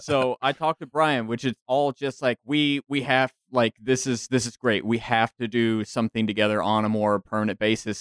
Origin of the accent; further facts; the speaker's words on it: DFW area, North Texas, United States; moved away as an adult; also born or lived in San Marcos, Texas; I am actually originally from North Texas, up in the DFW area. Uh, came down here to Central Texas for school down in San Marcos, and still down that that way